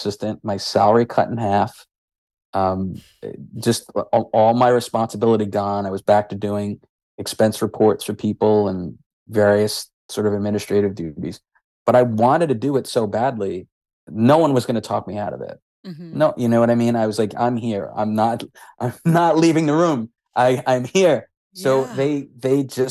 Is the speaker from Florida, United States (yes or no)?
no; New York, United States; being the New Yorker I was